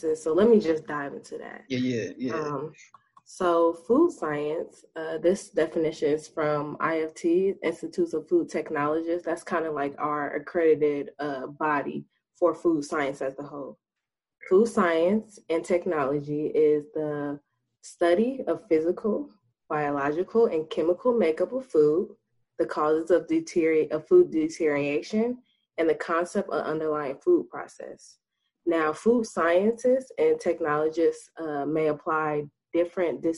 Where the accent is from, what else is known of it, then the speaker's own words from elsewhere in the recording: Dayton, Ohio, United States; also born or lived in Alabama; I am from the Dayton, Ohio. I graduated from Chartwell Madison High School in 2016